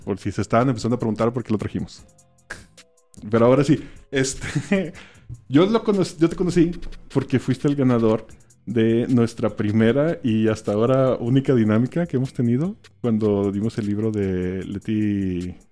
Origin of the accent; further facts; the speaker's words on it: Mazatlán, Sinaloa, Mexico; moved away; yo soy de Mazatlán, Sinaloa